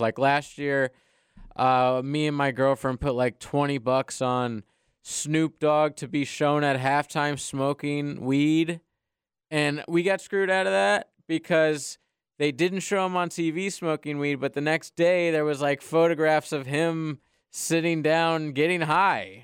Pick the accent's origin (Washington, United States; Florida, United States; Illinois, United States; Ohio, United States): Florida, United States; Ocala; I'm from Ocala